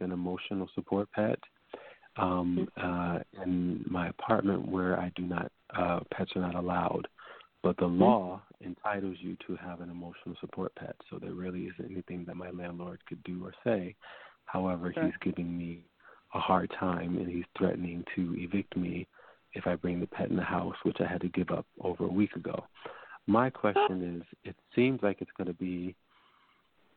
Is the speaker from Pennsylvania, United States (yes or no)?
no; Mount Vernon, New York, United States; In Mount Vernon, New York